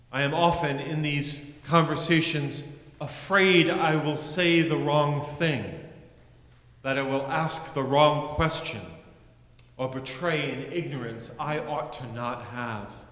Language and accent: English; United States; As a white male growing up in the United States